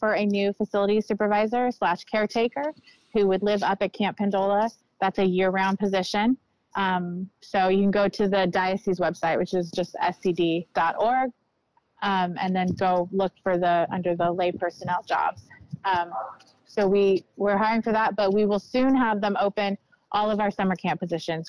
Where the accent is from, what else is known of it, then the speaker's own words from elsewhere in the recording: Elk Grove, California, United States; I grew up in Elk Grove, and it looks very different than it did when I was there as a kid.